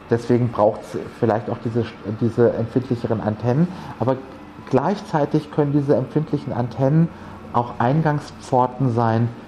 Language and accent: German; Cologne, North Rhine-Westphalia, Germany; Köln zum Beispiel, meine Heimatstadt, war, waren auch unglaublich laut.